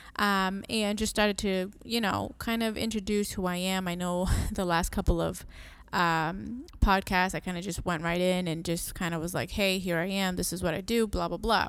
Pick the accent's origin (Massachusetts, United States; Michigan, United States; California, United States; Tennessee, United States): Massachusetts, United States; also born or lived in Puerto Rico; I was born in Puerto Rico. I am Boricua. Um, I grew up here and the summer's over there. So I came here when I was three years old